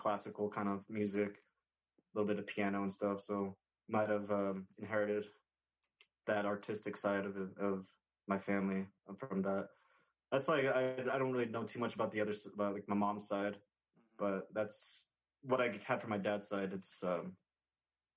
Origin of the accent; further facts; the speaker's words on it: New Mexico, United States; I grew up in New Mexico